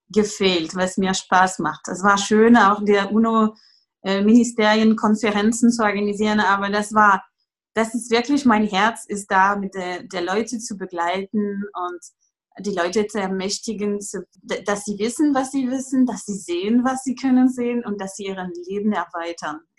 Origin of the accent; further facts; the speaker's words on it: France; German is a second language; also born or lived in Greece / England; now in Germany; Äh, und ich komme aus Frankreich und ich wohne derzeit in Deutschland, wo ich dann einen Sohn habe, der zehn Jahre alt ist.